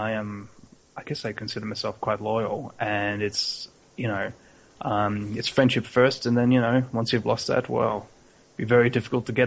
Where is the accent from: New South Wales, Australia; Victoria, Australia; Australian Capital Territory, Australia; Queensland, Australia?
Victoria, Australia; Melbourne; also born or lived in Hobart, Tasmania; now in Brisbane, Australia; I'm originally from Melbourne, and if we go even further back in time, I was actually born in Tasmania in a little place called Hobart